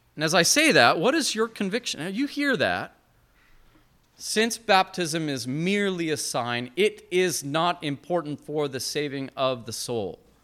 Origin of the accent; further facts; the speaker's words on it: Montana, United States; moved away; I'm from Montana originally